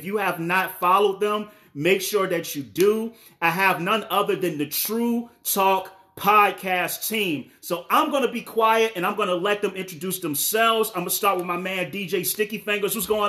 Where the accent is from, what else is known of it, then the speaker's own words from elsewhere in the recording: the South, United States; I'm American. I'm from the South, so you know I butcher your name all the time.